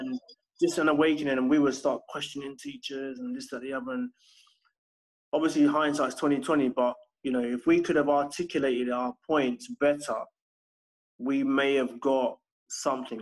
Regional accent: London, United Kingdom; I grew up in in Battersea in Southwest London

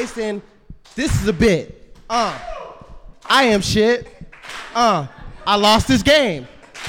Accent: Florida, United States; I'm from Florida, so you can call me a Florida man.

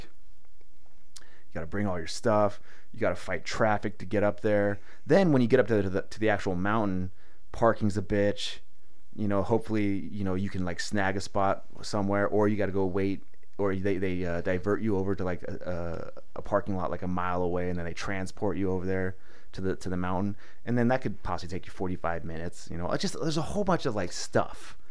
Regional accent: San Diego, California, United States; I grew up not knowing not knowing seasons because I'm from San Diego

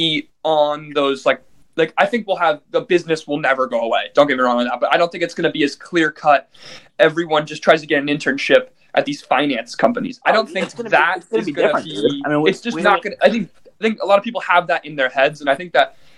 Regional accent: Darien, Connecticut, United States; all the Darien kids that graduated

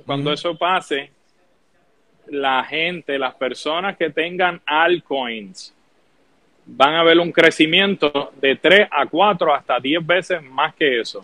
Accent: Puerto Rico

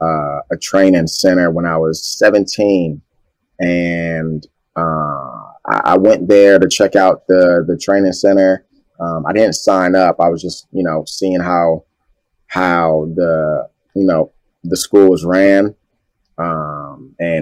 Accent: New Carrollton, Maryland, United States; also born or lived in Washington, D.C.; I went back and forth from New Carrollton, Maryland to Southeast Washington, D.C.

